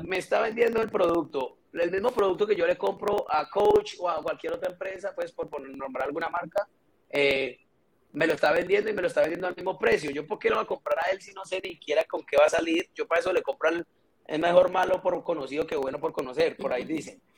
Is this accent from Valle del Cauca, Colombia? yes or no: yes; Cali, Valle del Cauca, Colombia; soy caleño